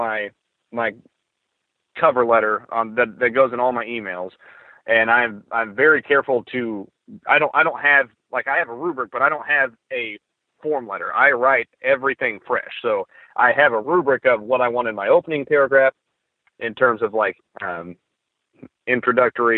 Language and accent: English; Oklahoma, United States; also born or lived in Broken Arrow, Oklahoma; I grew up in Oklahoma and I did these things growing up around the small towns in northern Oklahoma